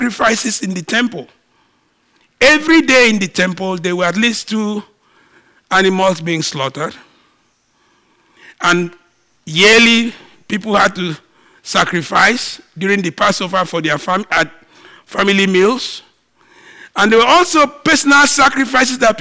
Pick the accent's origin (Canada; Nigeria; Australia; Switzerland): Nigeria; I'm a Nigerian